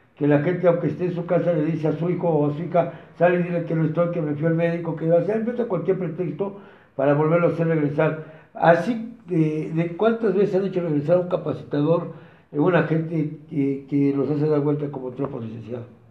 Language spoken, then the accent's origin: Spanish; Mexico; somos nosotros los mexicanos